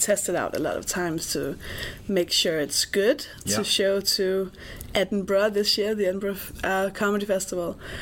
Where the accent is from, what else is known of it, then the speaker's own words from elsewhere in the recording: Denmark; also born or lived in England; I'm Danish